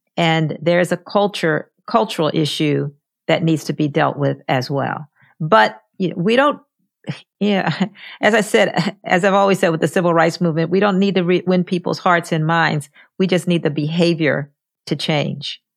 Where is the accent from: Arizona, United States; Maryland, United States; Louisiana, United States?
Maryland, United States; Baltimore; my hometown of Baltimore